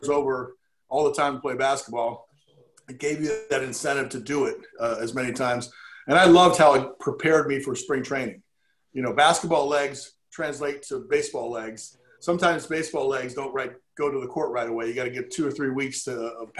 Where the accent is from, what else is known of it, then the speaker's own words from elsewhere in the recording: Baltimore, Maryland, United States; I was from Baltimore. I valued playing at home